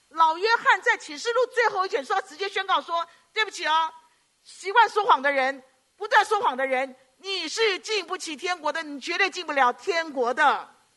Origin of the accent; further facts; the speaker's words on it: Hong Kong; 我们香港人嘛，就广东话一直跟我弟弟讲